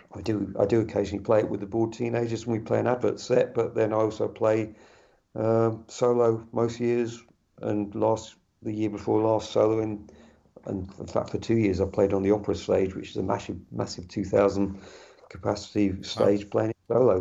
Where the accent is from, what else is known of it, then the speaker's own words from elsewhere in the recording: West Country, edge of Dartmoor, South West England, United Kingdom; moved away as an adult; also born or lived in London; I'm in the West Country, uh, on the edge of Dartmoor. Uh, I moved out from London about five years ago, back to where I was uh, where I was brought up.